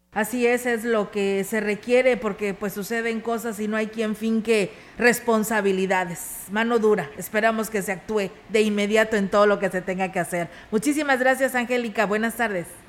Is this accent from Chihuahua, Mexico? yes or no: no; Ciudad Valles, San Luis Potosí, Mexico; quienes somos parte de Ciudad Valles